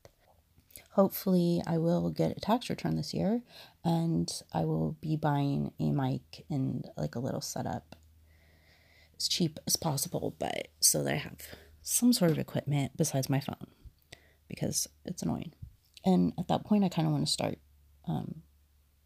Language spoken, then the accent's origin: English; United States; because I'm an American